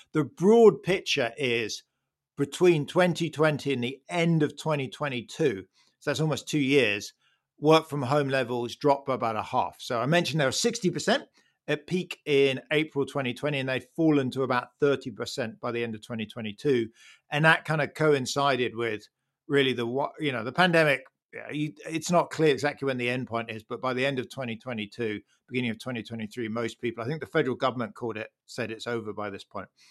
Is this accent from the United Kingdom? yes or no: yes; United Kingdom; as a Brit